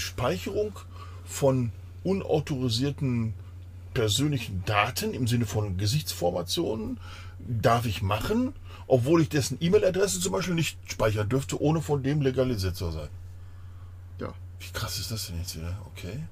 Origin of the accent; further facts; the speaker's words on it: Germany; ich als Deutscher